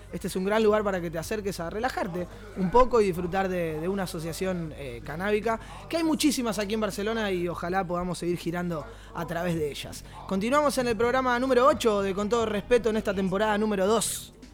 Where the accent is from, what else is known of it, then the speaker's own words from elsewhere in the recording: Argentina; esa cultura que tenemos nosotros, por lo menos como argentinos